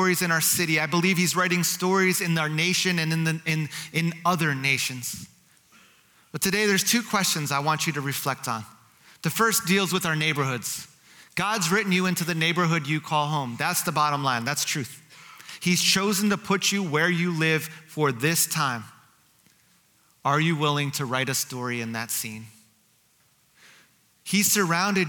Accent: New Jersey, United States; Growing up in New Jersey, outside of New York City, I grew up in a community that was 40% Jewish

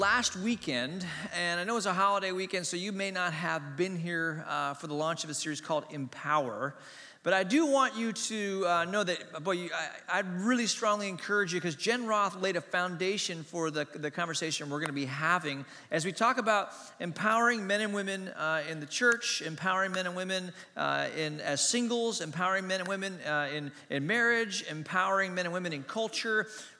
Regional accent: Hong Kong; also born or lived in Asia; I grew up in Hong Kong. I was born in Hong Kong. I grew up in Asia. My mom and dad were missionaries.

